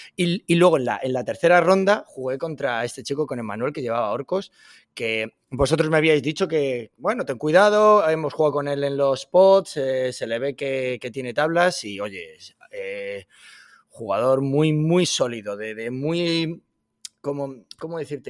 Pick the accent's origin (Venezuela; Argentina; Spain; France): Spain; Madrid, Community of Madrid; moved away as an adult; now in Washington, United States; llevo aquí viviendo en Washington ya tres años y medio y yo soy de Madrid